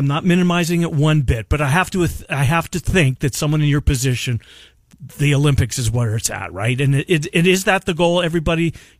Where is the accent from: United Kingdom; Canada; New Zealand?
Canada; I had a hockey stick in my hand growing up in Canada.